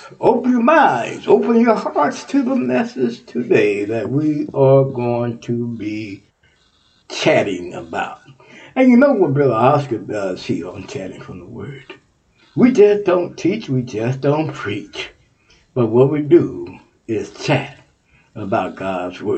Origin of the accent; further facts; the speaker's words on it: Texas, United States; I'm from Texas